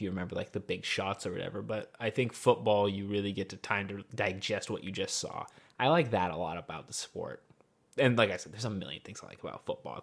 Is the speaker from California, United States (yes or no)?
yes; Northern California, United States; I'm from Northern California. I am Mexican.